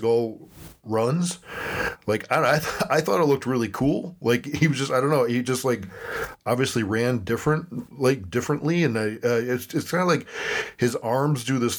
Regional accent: Buffalo, New York, United States; Buffalo, New York, my hometown where I still live

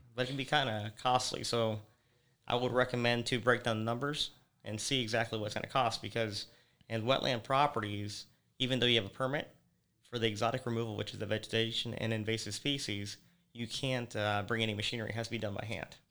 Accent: Naples, Florida, United States; I was born here in Naples

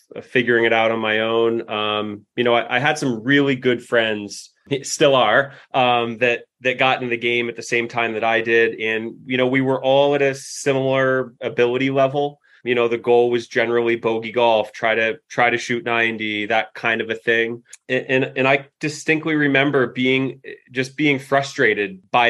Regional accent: Alstead, New Hampshire, United States; I grew up in Elsted, New Hampshire, a little outside of Keene.

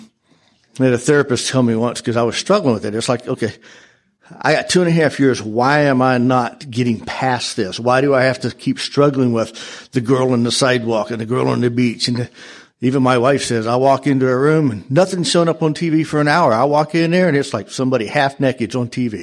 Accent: Colorado, United States; I'm from Colorado

